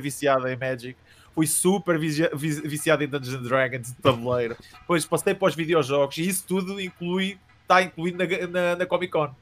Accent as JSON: {"language": "Portuguese", "town": "Coimbra", "region": "Centro", "country": "Portugal", "said": "sou de Coimbra, eh, originalmente de Coimbra"}